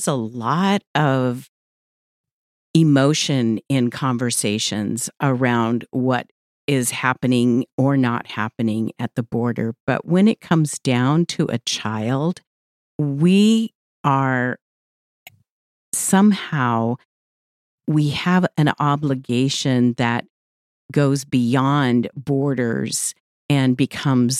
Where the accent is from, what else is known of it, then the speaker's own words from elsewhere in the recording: Central California, United States; moved away; I come from Central California for many years